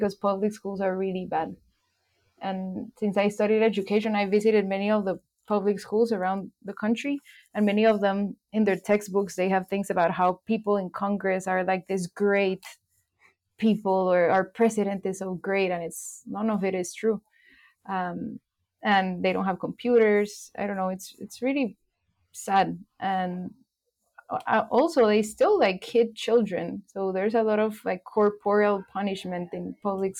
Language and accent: English; Guatemala; in Guatemala, I grew up in the coast, which is 2 hours away from the city, and it was like the small town kind of life